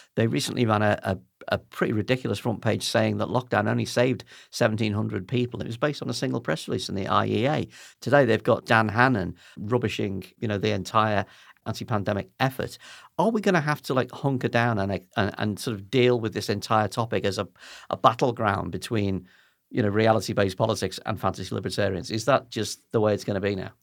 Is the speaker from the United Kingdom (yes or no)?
yes; United Kingdom; as British people